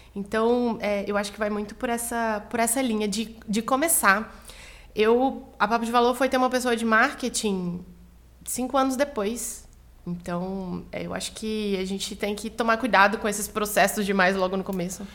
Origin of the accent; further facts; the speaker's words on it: Goiânia, Goiás, Brazil; moved away as an adult; now in São Paulo, Brazil; eu sou de Goiânia